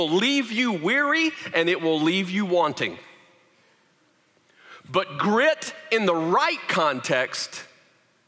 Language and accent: English; the South, United States; moved away; I grew up in the South